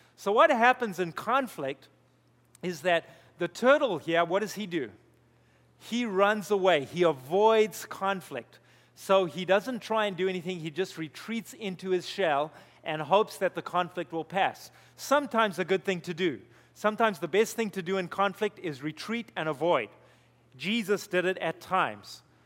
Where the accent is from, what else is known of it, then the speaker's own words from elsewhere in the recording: Zimbabwe; moved away; I grew up in Zimbabwe, we had two servants